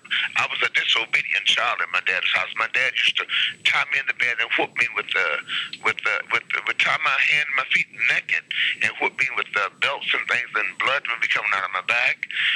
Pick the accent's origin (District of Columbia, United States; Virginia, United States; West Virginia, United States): District of Columbia, United States; Washington; I'm from Washington, D.C. I was married for many years.